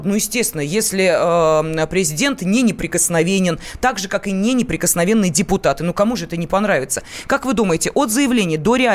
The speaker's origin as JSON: {"language": "Russian", "region": "Moscow", "country": "Russia", "tie": "born there", "said": "Я родилась в Москве."}